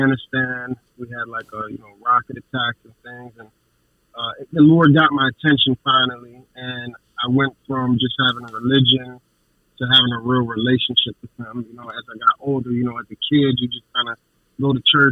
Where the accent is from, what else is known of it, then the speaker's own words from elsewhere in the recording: Chicago, Illinois, United States; also born or lived in Virgin Islands; We came from the Virgin Islands. My dad was in the military. My mom moved us to Chicago